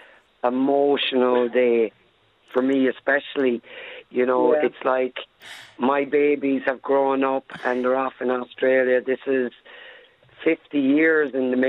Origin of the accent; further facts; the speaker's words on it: Ireland; I'm Irish